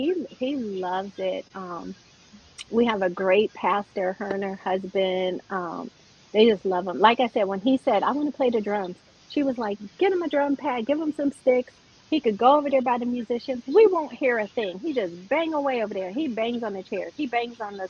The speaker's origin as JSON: {"language": "English", "region": "Pennsylvania", "country": "United States", "tie": "born or raised there", "also_born_or_lived": "Brooklyn, New York", "said": "I'm originally born in Brooklyn, New York. You can't say I don't have an accent because I was raised in Pennsylvania"}